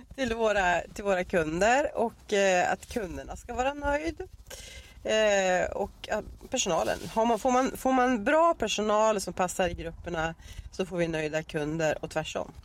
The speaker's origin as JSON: {"language": "Swedish", "town": "Arbrå", "region": "Gävleborg County", "country": "Sweden", "tie": "born or raised there", "moved": "as an adult", "lives_now": "Dalarna, Sweden", "said": "jag eh, är uppvuxen, jag är ju född i Arbro, Bollnäs kommun i Hälsingland"}